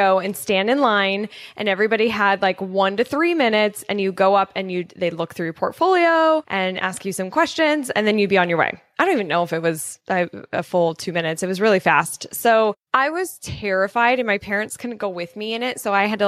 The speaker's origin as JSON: {"language": "English", "region": "Colorado", "country": "United States", "tie": "born or raised there", "said": "I grew up in Colorado"}